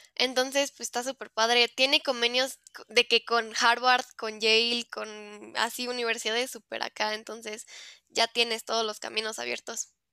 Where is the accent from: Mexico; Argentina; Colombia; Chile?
Mexico; yo soy de México